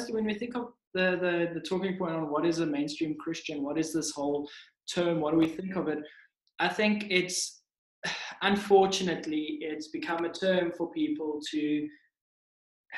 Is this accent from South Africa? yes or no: yes; South Africa; I'm from South Africa.